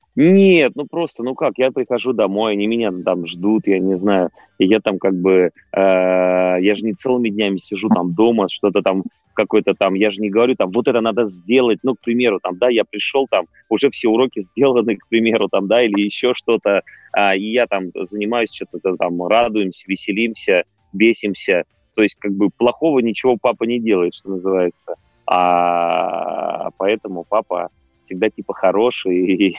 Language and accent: Russian; Tomsk, Tomsk Oblast, Russia; now in Moscow, Russia; Я наконец-то привез э, спектакль а, в Томск, э, в родной